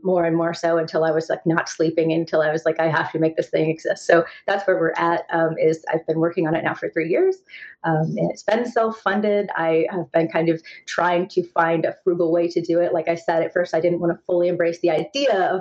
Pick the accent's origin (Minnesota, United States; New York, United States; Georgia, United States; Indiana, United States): Indiana, United States; moved away; also born or lived in North Carolina / Los Angeles; So I grew up in a small town in Indiana. So I have kind of that Midwest upbringing